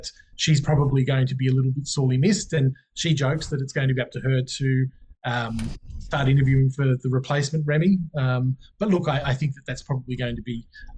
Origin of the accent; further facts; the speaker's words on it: Wagga Wagga, New South Wales, Australia; coming from Wagga